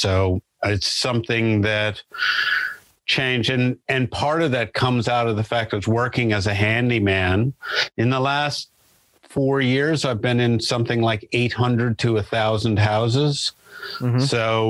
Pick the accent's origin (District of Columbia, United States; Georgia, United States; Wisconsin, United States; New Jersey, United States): New Jersey, United States; now in Australia; I grew up in northern New Jersey, but I've lived here for 30 years now. So a little over 30 years. So if I talk to my American friends, they say, you don't have much of an accent.